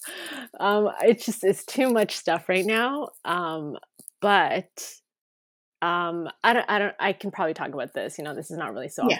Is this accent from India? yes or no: no; Toronto, Ontario, Canada; I was born and raised here in Toronto